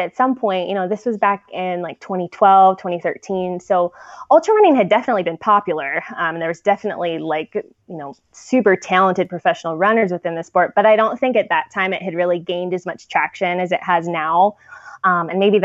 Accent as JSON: {"language": "English", "town": "San Diego", "region": "California", "country": "United States", "tie": "born or raised there", "also_born_or_lived": "Chicago", "moved": "as an adult", "said": "I grew up in San Diego"}